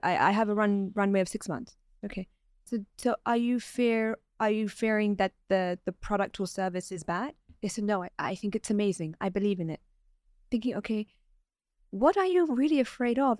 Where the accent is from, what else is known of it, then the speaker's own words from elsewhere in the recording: London, United Kingdom; moved away as an adult; now in Dubai, United Arab Emirates; I was born and raised in London and I was educated there